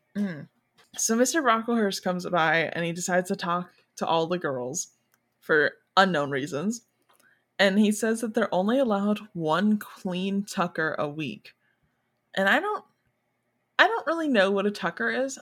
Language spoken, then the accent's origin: English; Michigan, United States; now in Florida, United States; right now I live in Florida, but I'm originally from Michigan